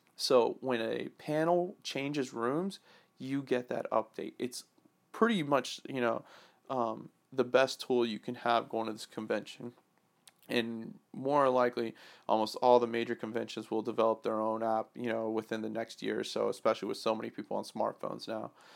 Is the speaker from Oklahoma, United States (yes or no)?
no; Atlanta, Georgia, United States; I grew up in Atlanta when I was a young kid to high school